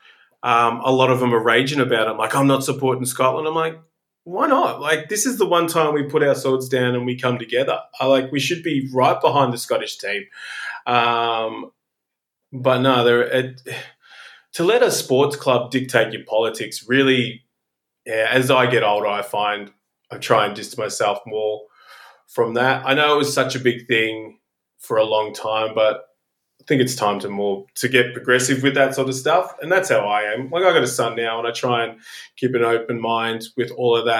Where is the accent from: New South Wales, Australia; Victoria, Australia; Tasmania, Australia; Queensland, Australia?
Victoria, Australia; Melbourne; I am born and raised in Melbourne, Australia